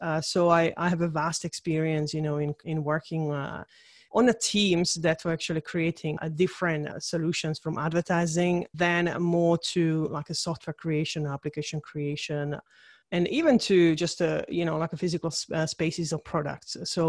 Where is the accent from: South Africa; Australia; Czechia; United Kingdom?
Czechia; English is a second language; So I was born in Czechoslovakia. So during the communist time, so I'm literally a communist kid.